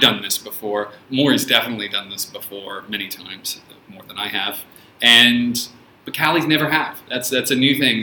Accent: San Francisco, California, United States; also born or lived in Australia; now in China; I'm originally from San Francisco in the United States

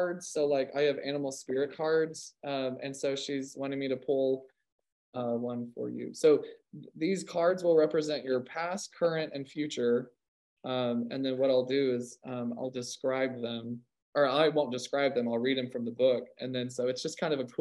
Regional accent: California, United States; now in Oklahoma, United States; I am from California

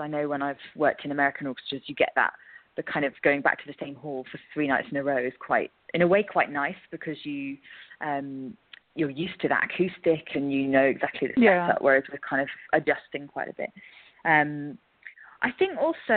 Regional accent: England, United Kingdom; now in Scotland; obviously I'm English

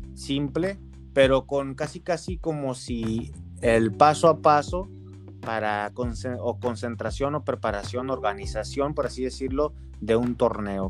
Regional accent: Mexico; yo soy aquí de México

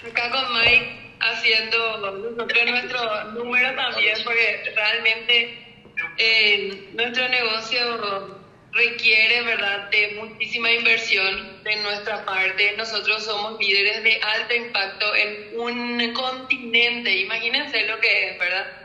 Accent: Paraguay; now in Spain; yo cuando vine de Paraguay, vine yo, quiero que esto de España?

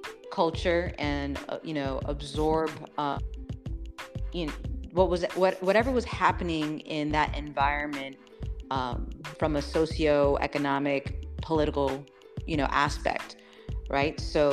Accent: Las Vegas, Nevada, United States; born there; also born or lived in Spain / Panama City, Florida / Venezuela; I was born in Las Vegas, Nevada.

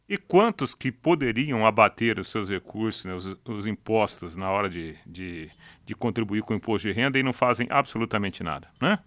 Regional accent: Jataizinho, Paraná, Brazil; eu sou de Jataizinho

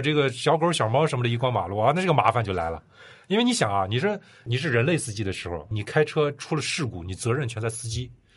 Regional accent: China; 我们中国人这几年

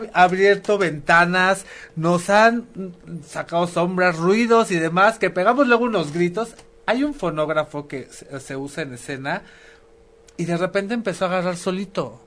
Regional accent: Mexico; somos artistas mexicanos

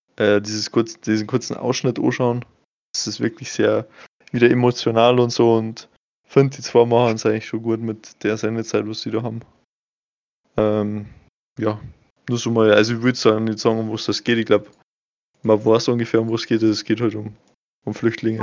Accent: Bavaria, Germany; ich bin Bayer und kein Deutscher

